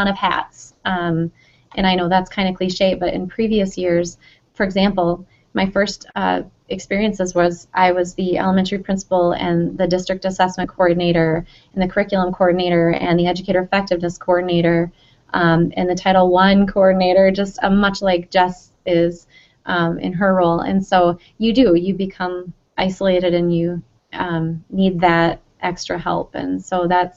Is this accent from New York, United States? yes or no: no; Wisconsin, United States; from Wisconsin